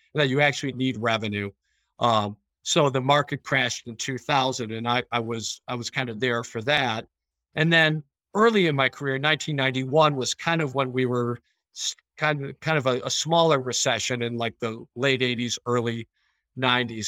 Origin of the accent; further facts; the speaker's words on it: Chicago, Illinois, United States; now in Rochester, United States; I grew up in Chicago